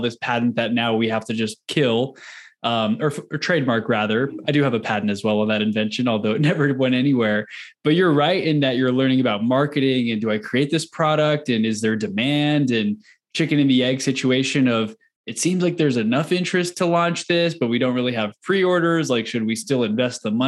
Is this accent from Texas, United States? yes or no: yes; Houston, Texas, United States; moved away as an adult; now in Denver, United States; I grew up in Houston.